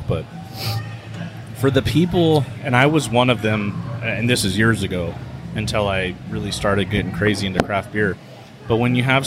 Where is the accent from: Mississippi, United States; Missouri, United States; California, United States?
California, United States; San Diego; moved away as an adult; also born or lived in Riverside County; I grew up in San Diego.